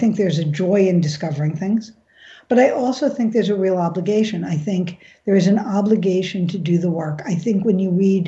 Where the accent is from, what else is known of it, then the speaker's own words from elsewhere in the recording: New York, United States; growing up in New York